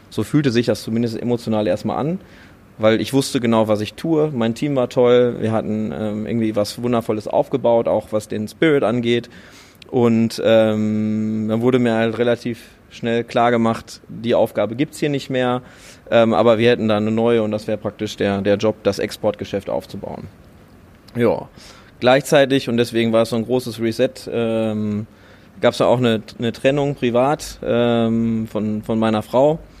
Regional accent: Unna, North Rhine-Westphalia, Germany; now in Düsseldorf, Germany; Ich komme ursprünglich aus Unna und lebe jetzt hier in Düsseldorf.

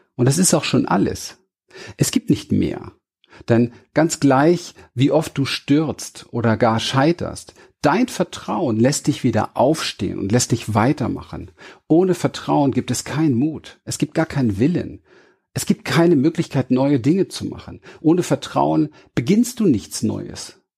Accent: Berlin, Germany; Ich bin in Berlin aufgewachsen, im Hinterhof von Wedding geboren

